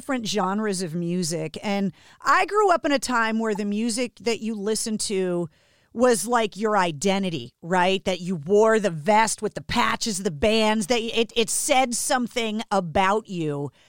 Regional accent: Boston, Massachusetts, United States; Growing up in Boston, I had never spent any time there.

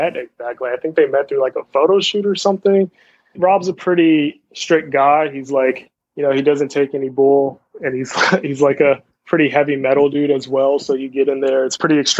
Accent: Los Angeles, California, United States; also born or lived in San Fernando Valley, California; I grew up in Venice Beach, California, and me and my family, we kind of migrated to the Valley eventually.

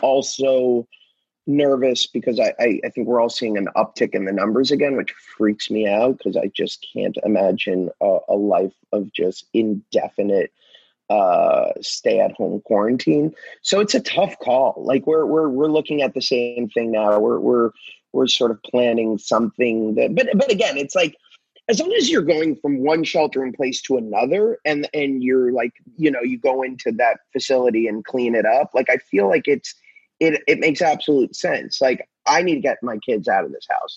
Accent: Hollywood, Florida, United States; Hollywood Beach, where where I was raised

